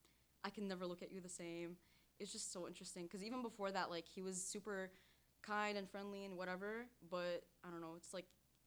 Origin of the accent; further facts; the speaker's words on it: Syria; moved away; I'm from Syria.